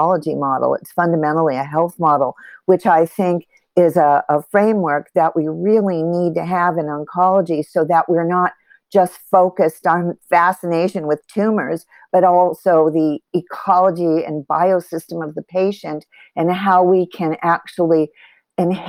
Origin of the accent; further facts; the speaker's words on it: Los Angeles, California, United States; I grew up in Los Angeles